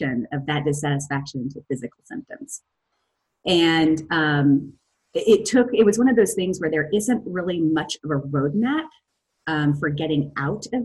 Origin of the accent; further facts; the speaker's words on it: Missouri, United States; moved away; also born or lived in Chicago; We're both from Missouri.